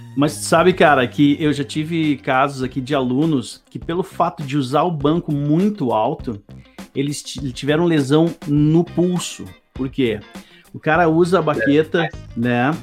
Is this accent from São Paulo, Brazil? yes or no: no; Serra Gaúcha, Rio Grande do Sul, Brazil; also born or lived in Novo Hamburgo / Porto Alegre; now in Cachoeirinha, Brazil; Nasci em Novo Hamburgo, fui criado na Serra Gaúcha e depois vim para Porto Alegre em 2001